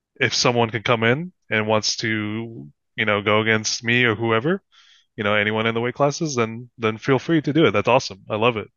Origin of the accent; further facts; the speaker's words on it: Philippines; I'm Filipino